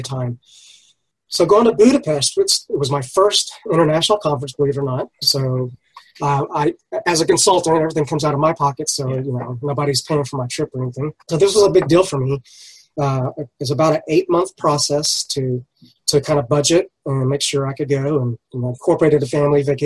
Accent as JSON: {"language": "English", "country": "United States", "said": "I'm from the U.S."}